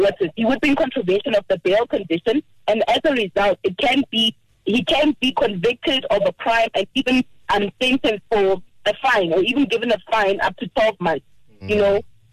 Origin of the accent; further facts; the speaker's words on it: Polokwane, Limpopo, South Africa; I'm also from Polokwane.